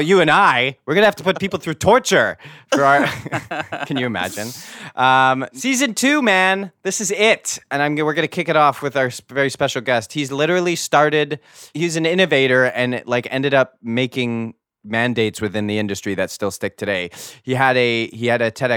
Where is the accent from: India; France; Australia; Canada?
Canada; I am your Canadian variant